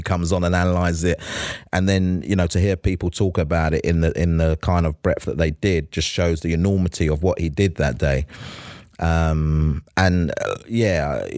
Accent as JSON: {"language": "English", "region": "London", "country": "United Kingdom", "tie": "born or raised there", "said": "I was born in Hackney. I went to school in Walthamstow"}